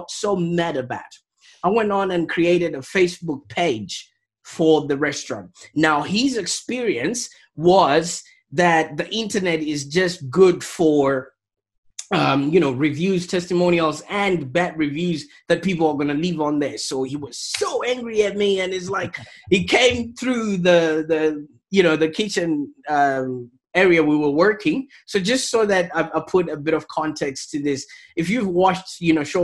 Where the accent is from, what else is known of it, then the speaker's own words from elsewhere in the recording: Zimbabwe; moved away as an adult; now in Australia; I was born in Zimbabwe.